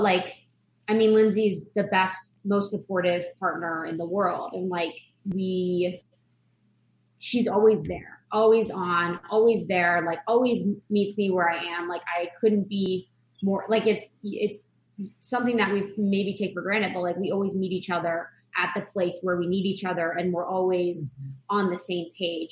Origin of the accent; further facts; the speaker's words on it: Ohio, United States; moved away as an adult; also born or lived in Chicago; I grew up in Ohio, like a small town in Ohio.